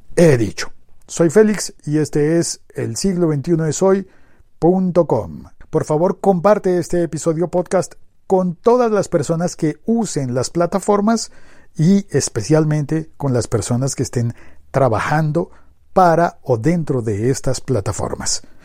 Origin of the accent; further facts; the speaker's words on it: Colombia; en mi país, hablo por mi país